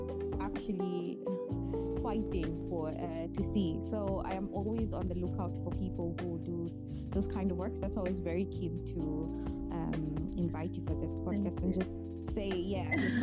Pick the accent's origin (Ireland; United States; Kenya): Kenya; English is a second language; now in England; I grew up in Kenya actually, I was 17.